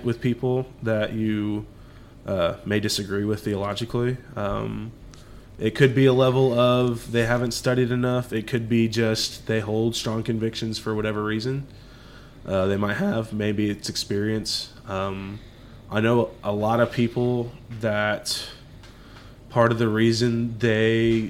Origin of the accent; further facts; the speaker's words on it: Dallas, Texas, United States; we're from Dallas, Texas